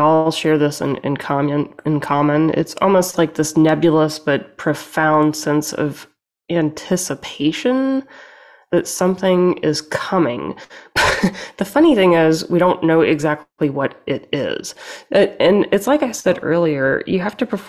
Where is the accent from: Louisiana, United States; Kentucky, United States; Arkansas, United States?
Louisiana, United States; moved away; I'm from the South